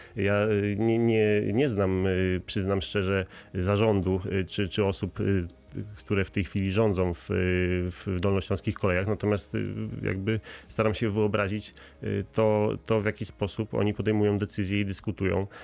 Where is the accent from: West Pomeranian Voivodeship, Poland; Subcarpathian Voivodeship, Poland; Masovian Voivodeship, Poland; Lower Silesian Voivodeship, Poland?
Lower Silesian Voivodeship, Poland; Wrocław; jesteśmy wrocławianami, przynajmniej y, ja także